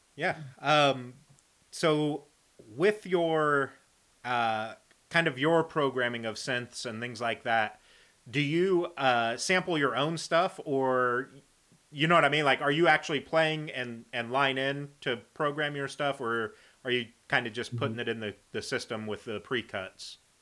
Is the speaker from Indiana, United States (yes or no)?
yes; Indiana, United States; I'm from Indiana